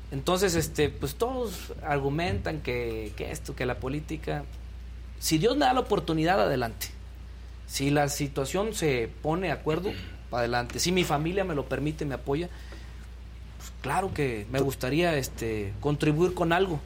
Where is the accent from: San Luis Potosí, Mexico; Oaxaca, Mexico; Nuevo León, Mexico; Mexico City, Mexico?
San Luis Potosí, Mexico; Tanquián de Escobedo; moved away as an adult; now in Tabasco, Mexico; yo soy originario de, San Luis Potosí, de un pueblito que se llama Tanquián de Escobedo